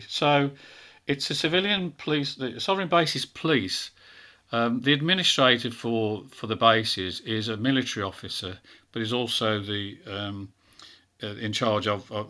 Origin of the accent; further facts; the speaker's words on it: England, United Kingdom; I said, that's because I am English.